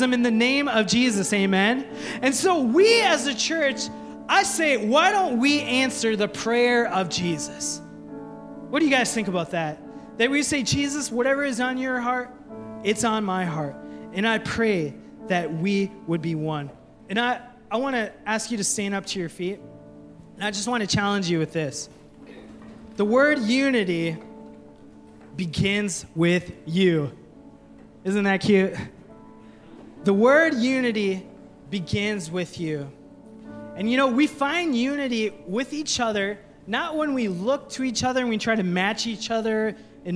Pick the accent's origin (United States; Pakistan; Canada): United States; Minnesota; I call it pop because I'm from Minnesota